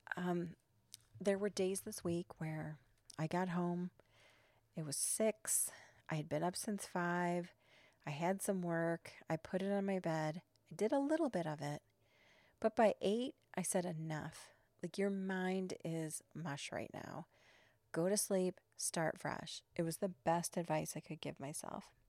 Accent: Chicago, Illinois, United States; I'm from Chicago

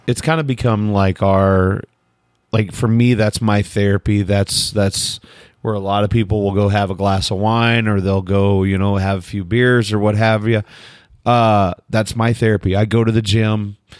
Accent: United States; I'm from America.

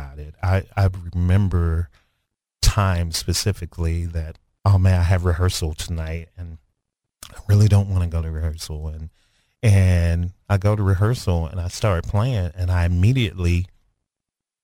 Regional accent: Dumas, Arkansas, United States; moved away; also born or lived in Kansas City; I'm from Dumas, and it's 6 of us in the family, actually 7 of us in the family

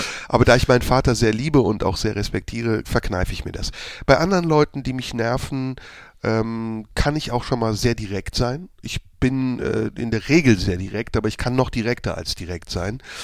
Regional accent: Neuss, North Rhine-Westphalia, Germany; now in Cologne, Germany; Ich bin als Kind äh, im Rheinland groß geworden, hier direkt um die Ecke in Neuss

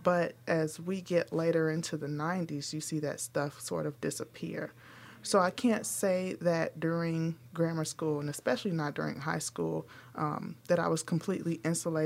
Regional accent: Chicago, Illinois, United States; we grew up in North Lawndale.

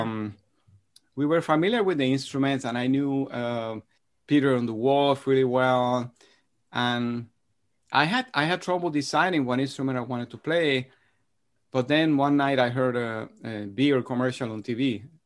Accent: Madrid, Community of Madrid, Spain; moved away; my brother and I grew up in Spain. Uh, after I was three years old, my parents moved to Madrid

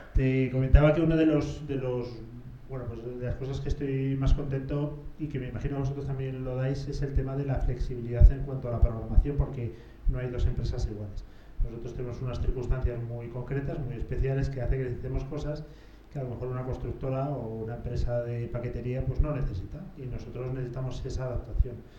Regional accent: Madrid, Community of Madrid, Spain; yo soy de Madrid

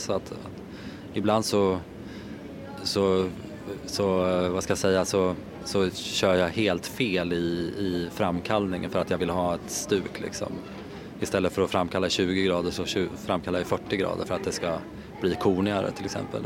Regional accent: Hallsberg, Örebro County, Sweden; also born or lived in Värmland; jag är uppvuxen i Hallsberg. Eh, men mina föräldrar är från Värmland så att vi har, jag har alltid varit där under hela min barndom så jag är uppvuxen på båda ställena

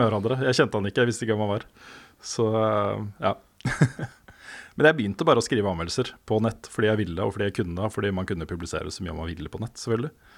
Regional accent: Våler, Østfold, Norway; moved away as an adult; also born or lived in Sarpsborg / Moss; jeg egentlig er fra Våler. Det er der jeg har på en måte vokst opp

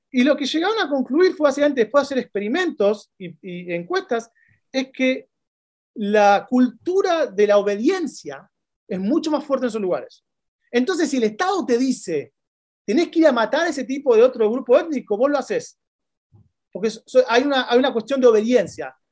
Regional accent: Argentina; moved away as an adult; now in Chile; como argentino

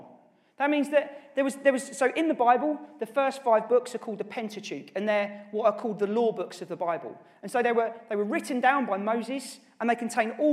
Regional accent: Norwich, East of England, United Kingdom; who actually I grew up with in Norwich

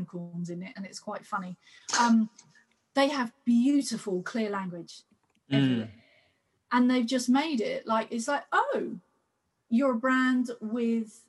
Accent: United Kingdom; here in Britain, maybe it's because we're British.

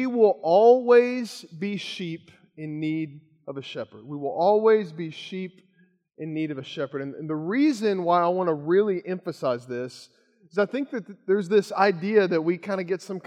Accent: Kentucky, United States; moved away; growing up in Kentucky

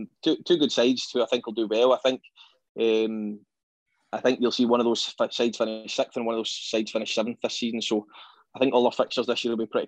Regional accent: Scotland, United Kingdom; You know, being a Scottish football fan in general, it's nice to go to Dens Park

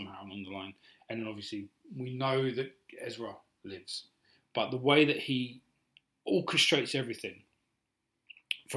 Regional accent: United Kingdom

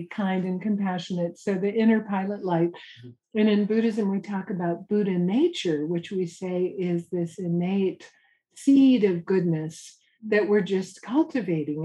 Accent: Santa Cruz, California, United States; I'm from Santa Cruz, California, hippie surfer college town.

